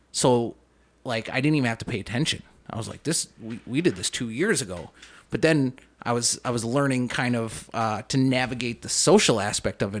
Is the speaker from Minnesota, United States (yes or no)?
yes; Saint Paul, Minnesota, United States; also born or lived in Bloomington, Minnesota; I grew up in, I grew up in Saint Paul. Um, we moved to Saint Paul when I was in, like, fourth grade from, like, Bloomington